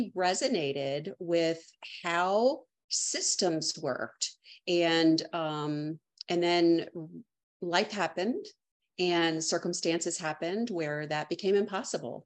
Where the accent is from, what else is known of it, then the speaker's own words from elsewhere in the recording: Maryland, United States; moved away as an adult; now in Charleston, United States; I'm a lifelong native Marylander that just recently moved